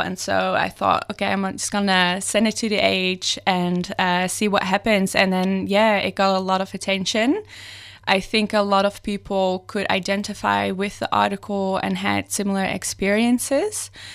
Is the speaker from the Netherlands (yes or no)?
yes; Netherlands; moved away as an adult; now in Melbourne, Australia; I'm originally from the Netherlands.